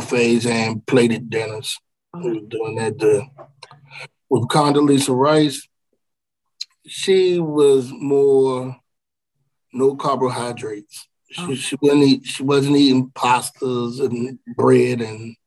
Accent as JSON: {"language": "English", "town": "Washington", "region": "District of Columbia", "country": "United States", "tie": "born or raised there", "also_born_or_lived": "Prince George's County, Maryland", "said": "I grew up in Washington D.C."}